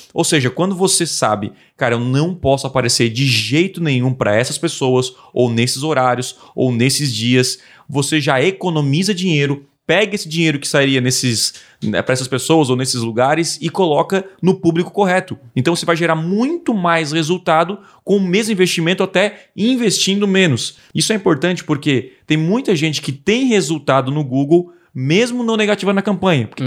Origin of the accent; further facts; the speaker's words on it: south of Santa Catarina, Brazil; eu sou aqui do sul de Santa Catarina